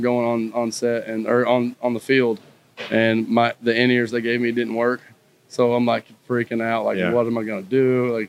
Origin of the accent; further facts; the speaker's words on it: McMinnville, Tennessee, United States; so I grew up on a tree farm right there, and it's a small town.